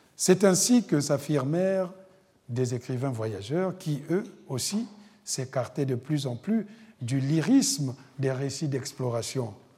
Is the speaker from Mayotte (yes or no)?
no; Republic of the Congo; moved away; mon pays d'origine, le Congo-Brazzaville